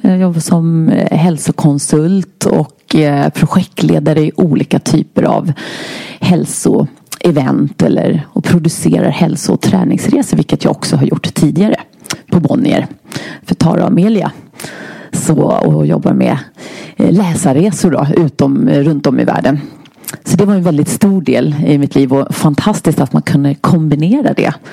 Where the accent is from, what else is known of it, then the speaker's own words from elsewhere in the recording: Stockholm County, Sweden; kommer ifrån uppvuxen söder om Stockholm